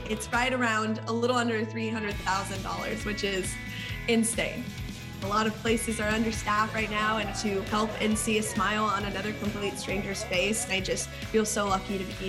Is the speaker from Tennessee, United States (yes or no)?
yes; Nashville, Tennessee, United States; I'm also known as the … on TikTok, and I'm from Nashville, Tennessee.